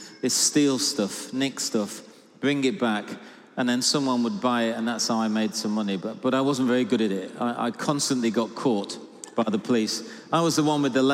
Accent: Salford, North West England, United Kingdom; I was born in Salford, just outside Manchester

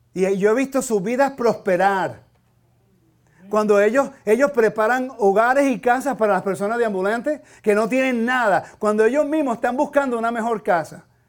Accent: Puerto Rico; now in United States; Yo soy ciudadano americano, nacido en Puerto Rico

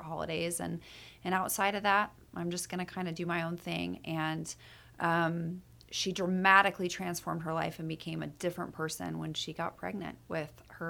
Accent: Meridian, Idaho, United States; moved away; also born or lived in Sparks, Nevada / Boise, Idaho; I went to high school in Meridian, Idaho.

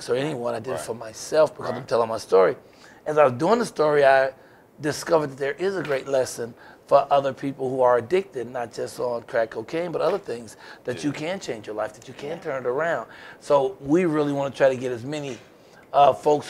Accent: Chicago, Illinois, United States; I'm from Chicago, the projects

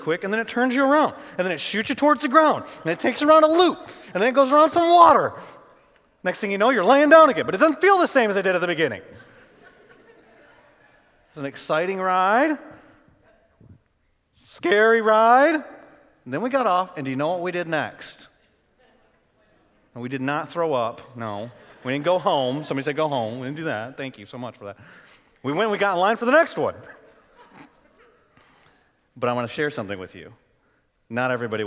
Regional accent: Michigan, United States; moved away as an adult; also born or lived in Arlington, Texas; I grew up in Michigan.

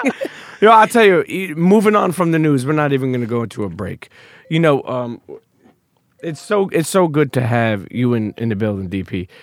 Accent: New York City, New York, United States; growing up in New York City

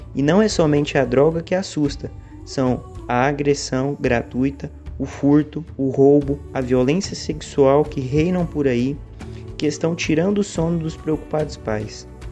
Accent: Goiânia, Goiás, Brazil; eu sou de Goiânia, do Centro Espírita Caridade Caminho

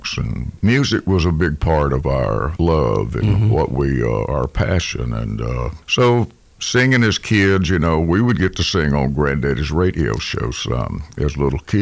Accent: Brewton, Alabama, United States; moved away; on the farm I grew up on down in Alabama, Brewton, Alabama

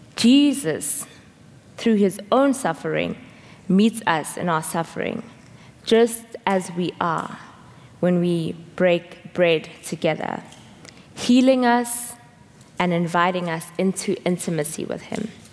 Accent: South Africa; moved away; I'm from South Africa

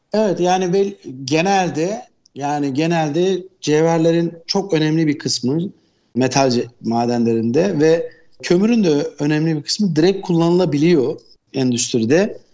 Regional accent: Istanbul, Turkey; also born or lived in South Africa; Ben 1967 İstanbul doğumluyum.

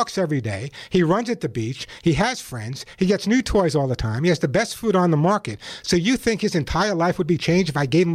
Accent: Long Island, New York, United States; I grew up on Long Island

